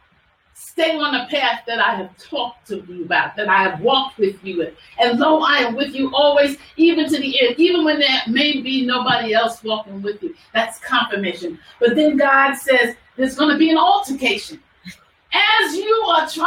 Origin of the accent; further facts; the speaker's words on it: New York, United States; I'm from New York